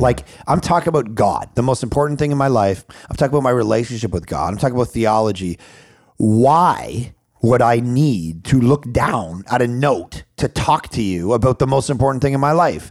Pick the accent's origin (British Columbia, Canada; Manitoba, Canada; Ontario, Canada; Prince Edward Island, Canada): British Columbia, Canada; Vancouver; I'm from Vancouver, Canada